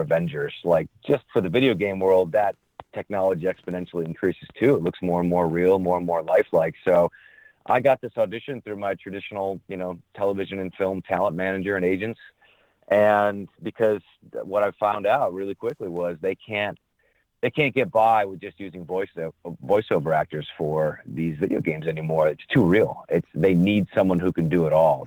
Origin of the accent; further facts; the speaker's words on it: Canajoharie, New York, United States; I'm originally from upstate New York, the uh, Albany area, small town west of Albany, uh, about 2,500